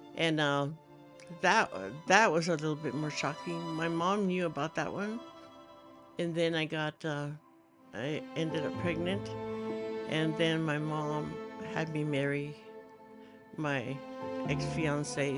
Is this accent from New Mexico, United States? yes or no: yes; New Mexico, United States; I was raised in New Mexico, and I lived in the mountains